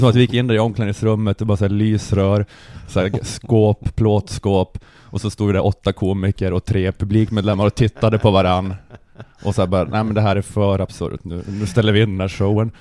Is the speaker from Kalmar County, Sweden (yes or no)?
no; Luleå, Norrbotten County, Sweden; jag är ju uppvuxen i Luleå